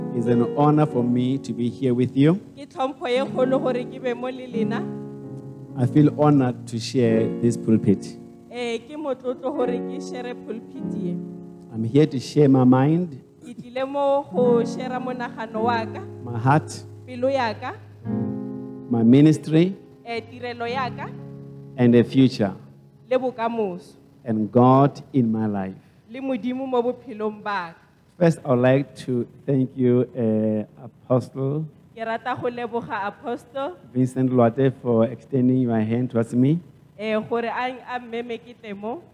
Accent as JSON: {"language": "English", "town": "Cape Town", "region": "Western Cape", "country": "South Africa", "tie": "born or raised there", "said": "I was raised by my grandmother. I was born in Cape Town, Guguletu."}